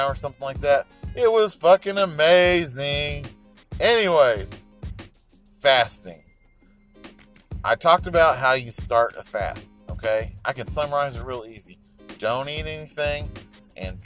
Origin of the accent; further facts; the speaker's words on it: Salina, Oklahoma, United States; moved away; I grew up in Salina, Oklahoma